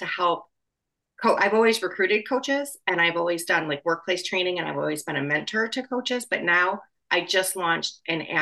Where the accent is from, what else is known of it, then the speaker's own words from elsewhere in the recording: Wisconsin, United States; now in Chicago, United States; I am from Wisconsin and I graduated college in Wisconsin